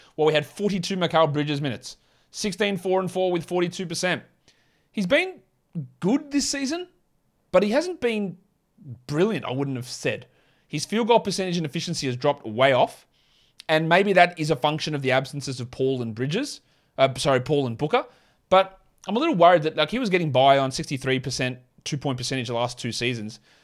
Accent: Australia; accent: Australian; my Australian accent

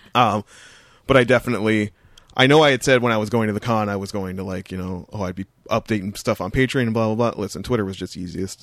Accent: Ontario, Canada; the four oh one is a major highway in Ontario that runs basically from my hometown

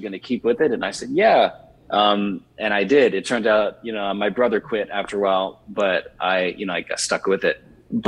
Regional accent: Richmond, Virginia, United States; I grew up in Richmond, Virginia, and I spent the initial half of my childhood in the inner city, and then the rest of my childhood in what at the time was the rural outskirts

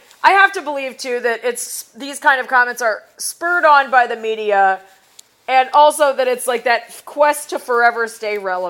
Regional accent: Cleveland, Ohio, United States; I'm from Cleveland

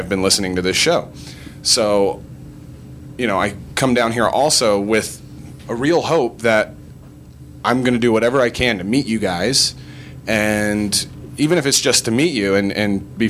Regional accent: Lynchburg, Virginia, United States; also born or lived in Richmond, Virginia; I was born and raised in Lynchburg, Virginia

